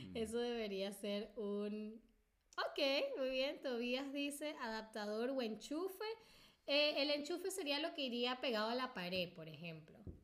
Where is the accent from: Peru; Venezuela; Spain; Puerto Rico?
Venezuela; nosotros le decimos, yo uh, en Venezuela le diría